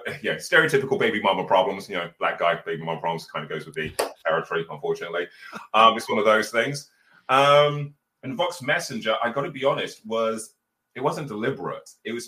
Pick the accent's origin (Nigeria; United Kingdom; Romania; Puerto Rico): United Kingdom; Birmingham, West Midlands; So I'm actually from a council estate in Birmingham